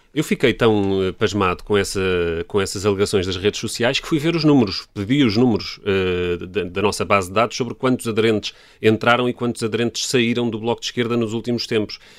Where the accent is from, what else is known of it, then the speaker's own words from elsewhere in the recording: Lisbon, Portugal; Eu cresci aqui em Alvalade, que é onde estamos